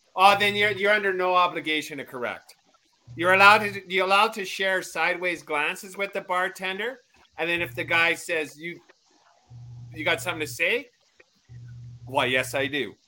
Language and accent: English; Canada; Us Canadians are humble